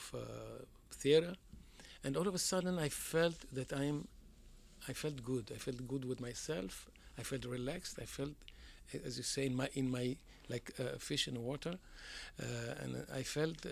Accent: Haifa, Haifa District, Israel; first language Judeo-Iraqi Arabic; English is a second language; also born or lived in Baghdad, Iraq; when I came 3 years old, I grew up in Israel, in Haifa

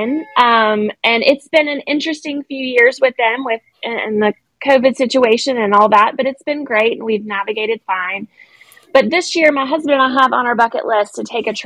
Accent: Gainesville, Georgia, United States; also born or lived in Atlanta, Georgia; I was born in Gainesville, Georgia

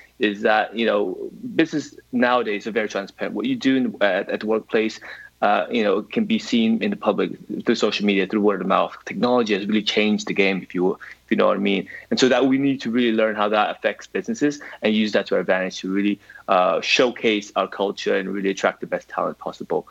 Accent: United States; accent: American; now in London, United Kingdom; I'm originally American, actually, so that hints the accent

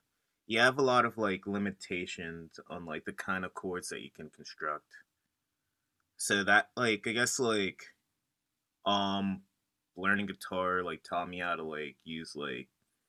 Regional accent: York, Pennsylvania, United States; now in Philadelphia, United States; From like York, PA. It's like 2 hours away from Philly.

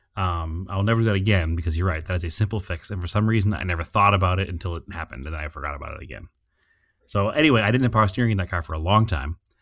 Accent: New England, United States; We come from New England

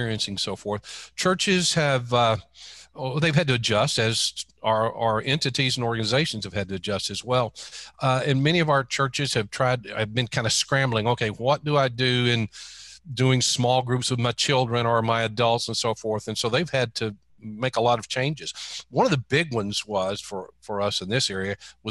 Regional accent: Texas, United States; moved away as an adult; also born or lived in Florida; I was born and reared in Texas, but I spent the last 25 years in Florida

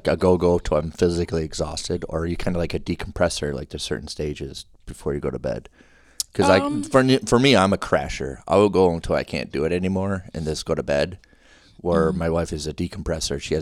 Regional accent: Minnesota, United States; I'm lived in here in Minnesota all my life

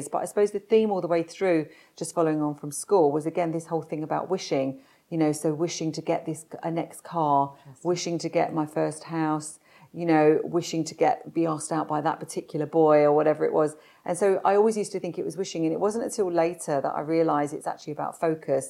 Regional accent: London, United Kingdom; I was born in South London and to a normal family. Dad was worked on roofs as a roofer

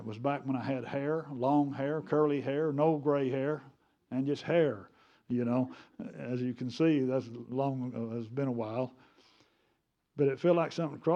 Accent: United States; I'm American. I speak English.

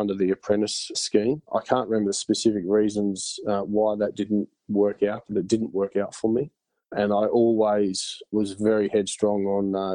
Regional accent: Bundaberg, Queensland, Australia; also born or lived in Gladstone, Queensland; went to Gladstone in Queensland for a little while, and then subsequently Bundaberg with my mother

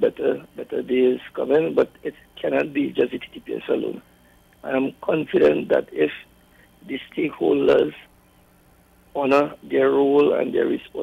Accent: Trinidad & Tobago; I come from Mobile Lab. I born and grew in Mobile Lab

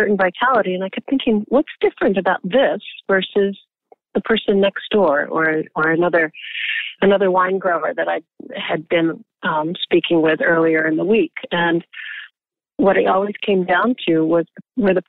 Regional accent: Colorado, United States; now in Napa Valley, United States; I grew up in Colorado. I grew up in the ranching community

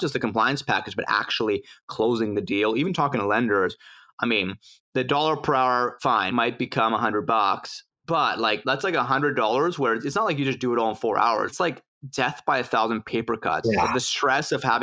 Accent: Mexico City, Mexico; now in Vancouver, Canada; in Mexico City, my hometown

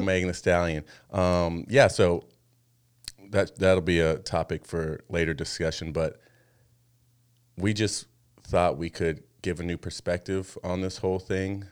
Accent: Arizona, United States; moved away as an adult; now in Washington, United States; we used to live in Arizona for the majority of our lives

